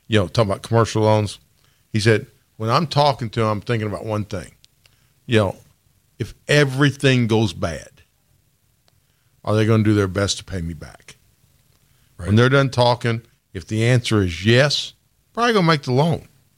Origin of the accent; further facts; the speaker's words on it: Newburgh, Indiana, United States; I'm not from these. I'm from Newburgh